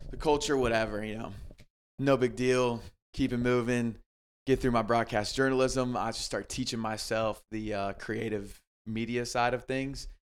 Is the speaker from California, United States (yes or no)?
no; Greenville, South Carolina, United States; I grew up in Greenville, South Carolina